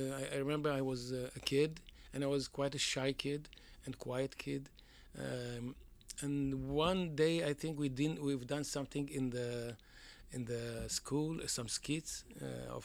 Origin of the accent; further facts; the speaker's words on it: Haifa, Haifa District, Israel; first language Judeo-Iraqi Arabic; English is a second language; also born or lived in Baghdad, Iraq; when I came 3 years old, I grew up in Israel, in Haifa